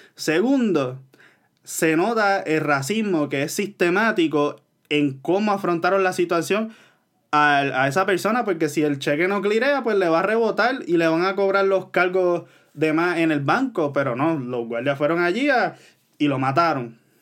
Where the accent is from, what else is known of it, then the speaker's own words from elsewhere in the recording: Puerto Rico; yo como puertorriqueño, que no soy ah, negro